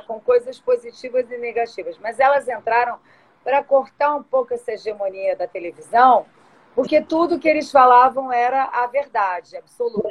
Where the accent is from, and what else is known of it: Rio de Janeiro, Brazil; born or raised there; also born or lived in São Paulo